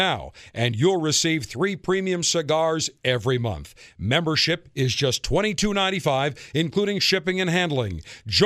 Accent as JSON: {"language": "English", "town": "Buffalo", "region": "New York", "country": "United States", "said": "I'm from Buffalo"}